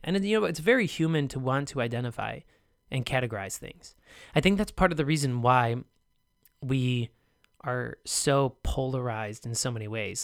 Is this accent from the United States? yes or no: yes; United States; I'm American